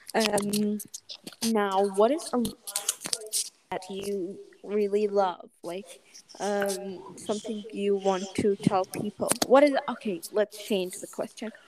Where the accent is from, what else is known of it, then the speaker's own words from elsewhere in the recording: United Arab Emirates; I'm from uh, the United Arab Emirates